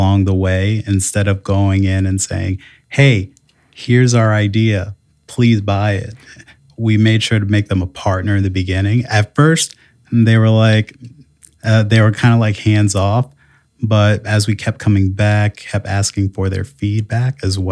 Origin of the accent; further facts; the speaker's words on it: Hartford, Connecticut, United States; now in South Bend, United States; originally, I am from Hartford, Connecticut